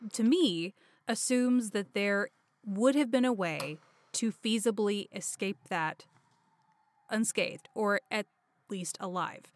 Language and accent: English; Dallas, Texas, United States; … and I grew up in the Dallas area. It's where I currently live.